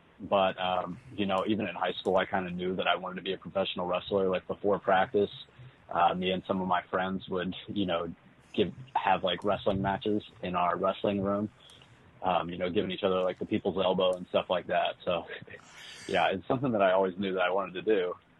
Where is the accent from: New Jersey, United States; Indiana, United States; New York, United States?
Indiana, United States; New Albany; I am from New Albany, Indiana, which is right across the river from Louisville